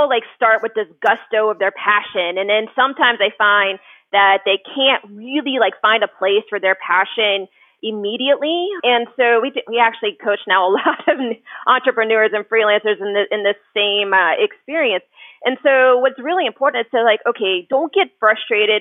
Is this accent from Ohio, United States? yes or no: yes; Columbus, Ohio, United States; moved away as an adult; also born or lived in Dayton, Ohio; now in Cincinnati, United States; I'm actually originally from Columbus, Ohio, and then went to school at University of Dayton